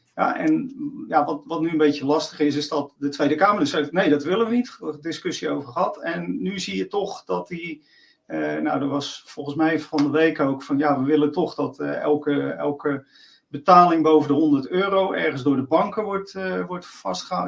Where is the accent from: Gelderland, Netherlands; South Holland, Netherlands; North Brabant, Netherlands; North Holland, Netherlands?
South Holland, Netherlands; Rotterdam; accent: Rotterdam; mijn Rotterdamse accent